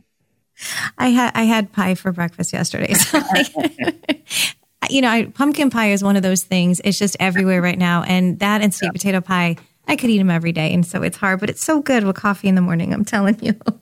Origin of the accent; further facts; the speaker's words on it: California, United States; I grew up in California